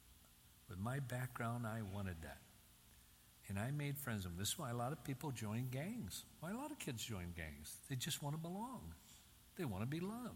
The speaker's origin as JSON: {"language": "English", "town": "Union City", "region": "Michigan", "country": "United States", "tie": "born or raised there", "said": "growing up in Union City, Michigan, on the farm right on the city limits"}